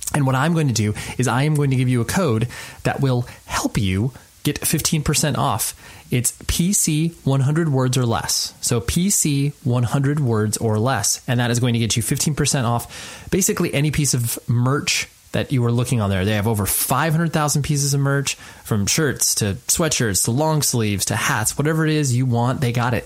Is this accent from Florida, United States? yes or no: no; Southern California, United States; I'm from Southern California